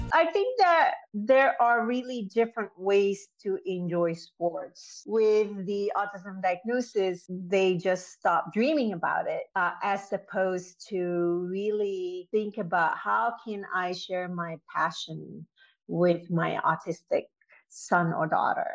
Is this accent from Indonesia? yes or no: yes; Indonesia; moved away; I was born and raised in Indonesia